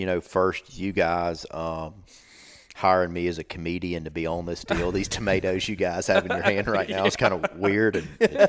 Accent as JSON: {"language": "English", "region": "Alabama", "country": "United States", "tie": "born or raised there", "said": "I grew up in South Alabama, and we had, you know, 15 acres around my house."}